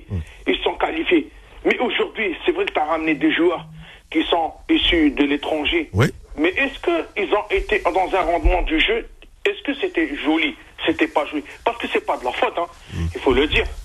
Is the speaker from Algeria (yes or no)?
yes; Algeria; chez nous en Algérie